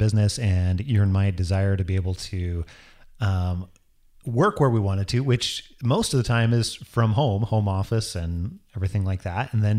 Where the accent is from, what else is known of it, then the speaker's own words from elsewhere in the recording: Idaho, United States; I'm originally from Northern Idaho.